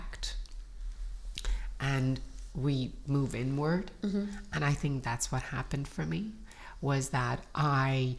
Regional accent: Iran; moved away; I grew up in Iran during the Iran-Iraq War.

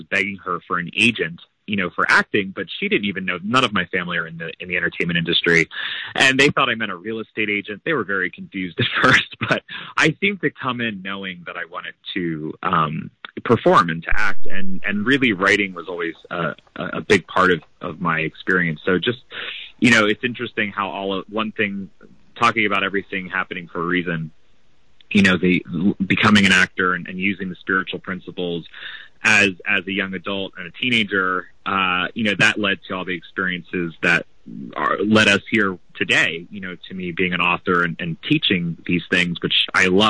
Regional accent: right outside of Philadelphia, New Jersey, United States; I grew up in right outside of Philadelphia, New Jersey

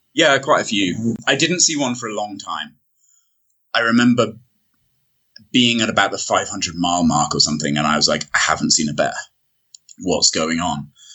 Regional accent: United Kingdom; I can go in for as a British citizen

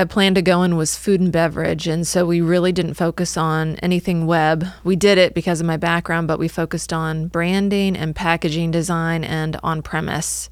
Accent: Northwest Illinois, United States; moved away as an adult; also born or lived in Cincinnati, Ohio; now in Atlanta, United States; I grew up in Northwest Illinois and in the middle of cornfields

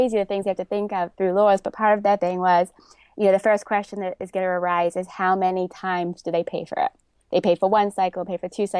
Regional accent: England, United Kingdom; moved away as an adult; now in New York, United States; So I was a dancer growing up in England. My father was also a dancer. So I studied dance my whole childhood. And then I came to New York to dance when I was 18.

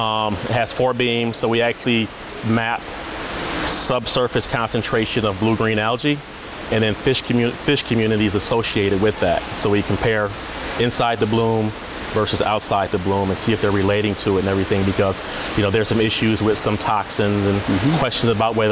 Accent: Jackson, Michigan, United States; now in Dearborn, United States; I am from Jackson, Michigan originally. Now I'm in Dearborn, Michigan, which is just outside of Detroit.

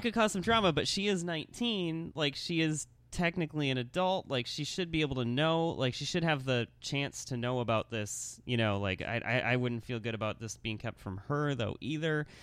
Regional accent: Lansing, Michigan, United States; also born or lived in Grand Rapids, Michigan; born in Lansing, Michigan

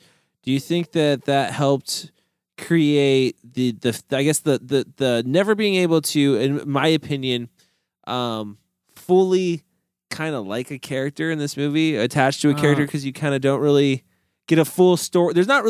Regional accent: Missouri, United States; Like I'm from Missouri.

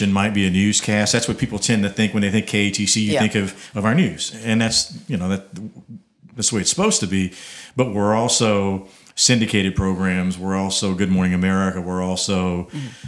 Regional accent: Abbeville, Louisiana, United States; I know the community. I grew up in Abbeville

